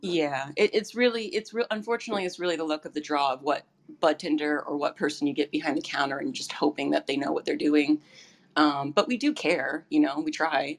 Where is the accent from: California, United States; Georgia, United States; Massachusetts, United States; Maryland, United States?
California, United States; Thousand Oaks; now in Santa Monica, United States; I was born in Thousand Oaks, so I know where Ventura is